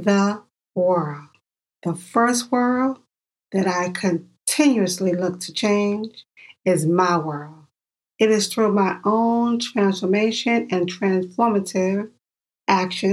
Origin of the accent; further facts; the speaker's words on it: New York, United States; I'm from New York.